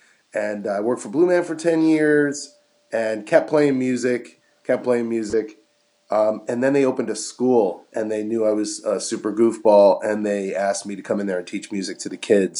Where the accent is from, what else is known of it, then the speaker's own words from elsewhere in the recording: Metuchen, New Jersey, United States; That's right. Tiny little town called Metuchen, New Jersey. It's inside of another larger town called Edison, but it's a little borough.